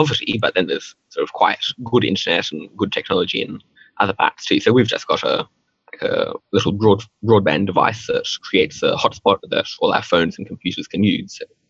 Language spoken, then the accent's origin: English; India; first language Hindi; So I was born in India and grew up sort of speaking Hindi from a pretty young age.